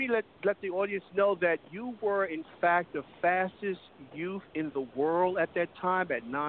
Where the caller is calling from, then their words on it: Brooklyn, New York, United States; Hey, Lillo, this is your friend … from Brooklyn, New York.